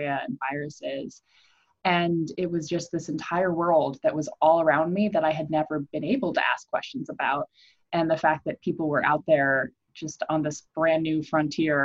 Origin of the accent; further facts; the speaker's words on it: Iowa, United States; I grew up in Iowa